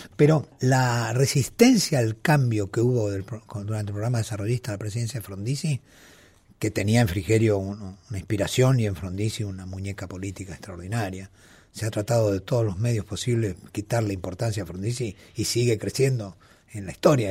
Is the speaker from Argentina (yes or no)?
yes; Mendoza, Argentina; yo siendo mendocino del oasis